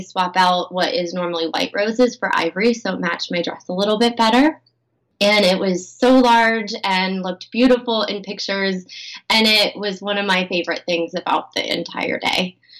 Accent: Pennsylvania, United States; I grew up in Pennsylvania

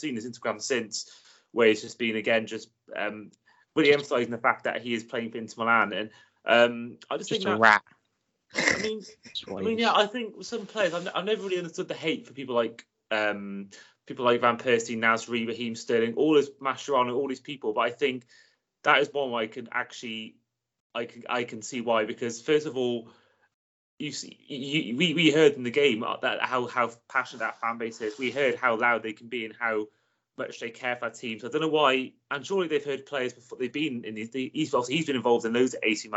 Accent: Wales, United Kingdom; a Welshman

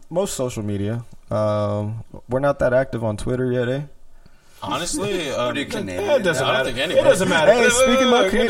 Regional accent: New York, United States; Cause uh, I'm from New York.

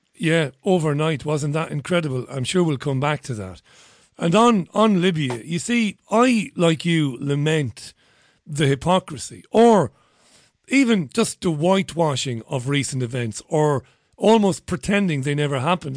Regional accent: Ireland; now in United Kingdom; As an Irishman who lives in the UK

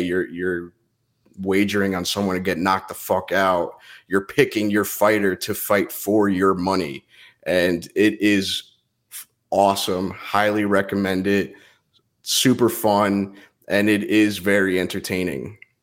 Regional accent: New Jersey, United States; also born or lived in Pennsylvania / New York; I grew up in Jersey

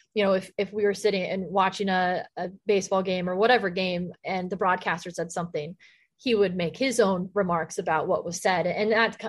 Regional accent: Texas, United States; You know, I grew up in Texas. So in elementary school, I was the only girl at recess playing football with the boys.

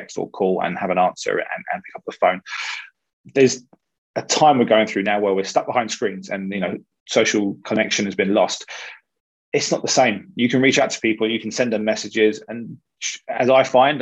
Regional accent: London, United Kingdom; I was born in Hammersmith, so 1.5, 2 miles from the ground.

